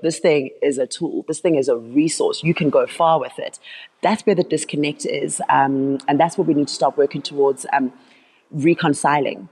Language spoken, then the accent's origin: English; Soweto, Gauteng, South Africa; Yeah, so I grew up in Soweto, the southwestern township, one of the older and larger townships in South Africa.